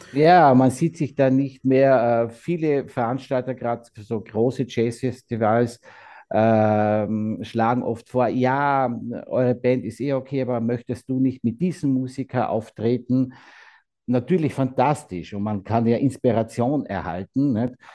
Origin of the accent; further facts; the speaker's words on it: Austria; also born or lived in Carinthia; hier bei uns in Österreich